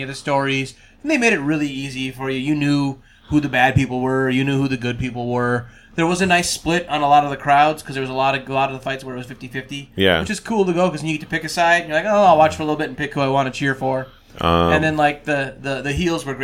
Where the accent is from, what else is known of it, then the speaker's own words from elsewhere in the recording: Minnesota, United States; now in Las Vegas, United States; I grew up in Minnesota